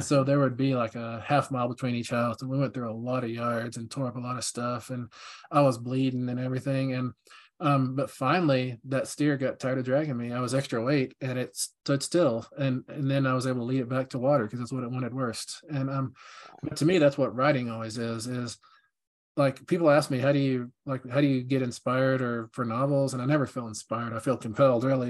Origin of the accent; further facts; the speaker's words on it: Midland, Texas, United States; moved away; my hometown of Midland, Texas